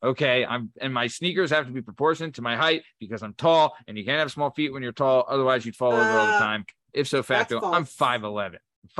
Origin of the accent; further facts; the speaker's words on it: Italy; And I'm from Italy, just letting you know.